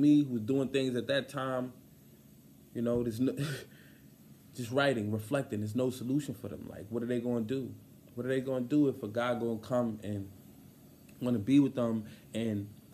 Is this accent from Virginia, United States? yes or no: no; New York, United States; I'm from New York